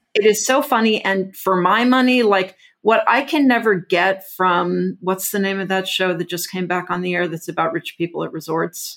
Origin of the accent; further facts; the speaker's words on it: Houston, Texas, United States; I grew up in, like, Houston, Texas in the seventies